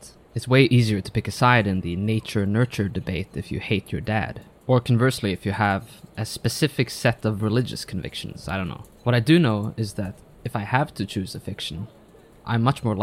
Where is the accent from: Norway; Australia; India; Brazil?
Norway; I am a Norwegian